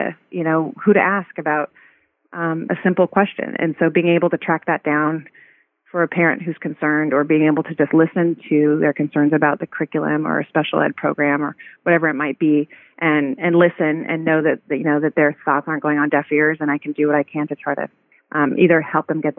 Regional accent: Santa Barbara, California, United States; moved away as an adult; also born or lived in Washington, D.C.; when I was looking to get involved in public service in my hometown

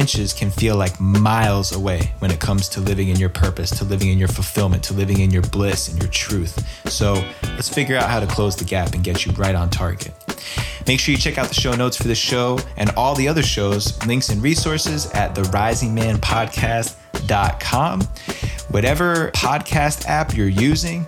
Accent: East Coast outside of New York City, United States; I grew up on the East Coast outside of New York City

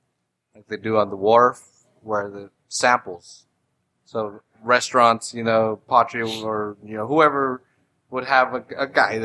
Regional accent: San Francisco, California, United States; I'm down from North Beach, you know, from San Francisco, or like wherever.

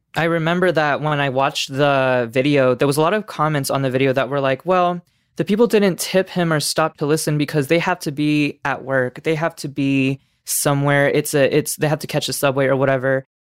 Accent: Las Vegas, Nevada, United States; I'm back in Vegas, my hometown

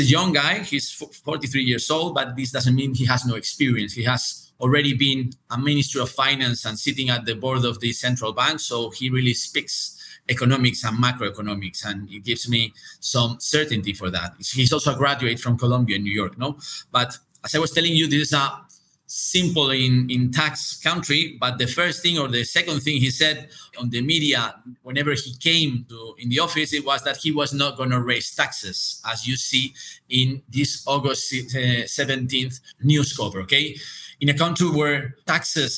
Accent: Spain; I'm from Spain

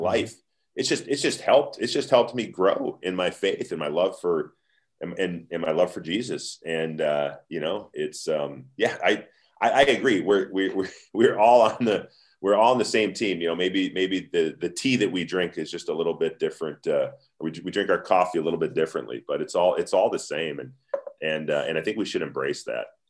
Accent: United States; we're American

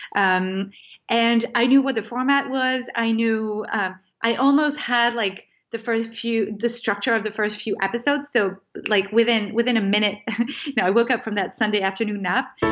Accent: France; moved away as an adult; also born or lived in California; I grew up in France

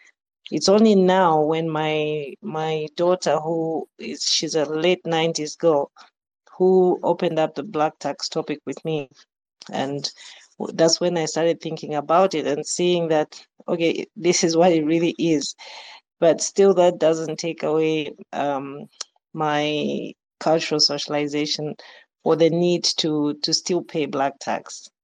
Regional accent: Zambia; But both of my parents are from Malawi, and they moved to Zambia early. So we grew up and were raised in Zambia

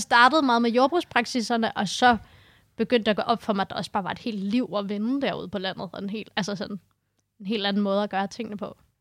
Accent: Copenhagen, Capital Region of Denmark, Denmark; moved away as an adult; now in Holbæk, Denmark; Jeg øh, er født og opvokset i Indreby i København

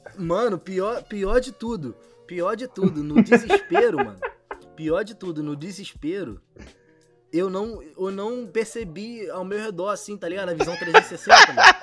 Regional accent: São Gonçalo, Rio de Janeiro, Brazil; eu sou de São Gonçalo, né? Do outro lado da ponte

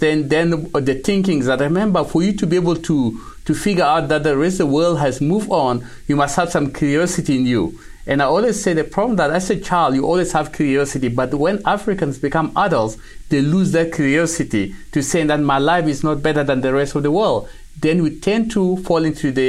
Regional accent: South Sudan; now in Canada; we grew up in South Sudan

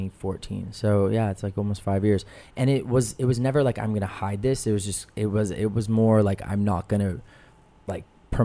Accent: Los Angeles, California, United States; I'm from LA. I'm like a local native.

